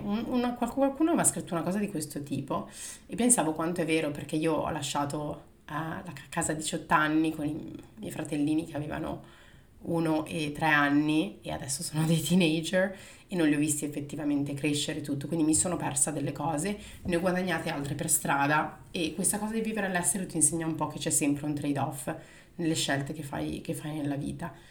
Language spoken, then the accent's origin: Italian; Milan, Lombardy, Italy; moved away as an adult; sono nata a Milano poi eh, dopo la separazione dei miei genitori mi sono trasferita in provincia sempre di Milano dove ho fatto le medie e eh, le superiori